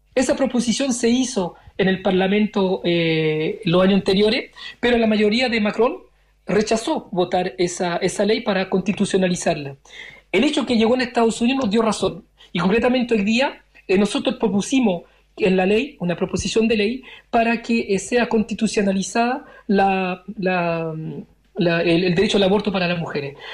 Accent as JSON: {"language": "Spanish", "country": "France", "tie": "born or raised there", "also_born_or_lived": "Valparaíso, Chile", "said": "yo nací en el 74, llegué a Francia en el 78"}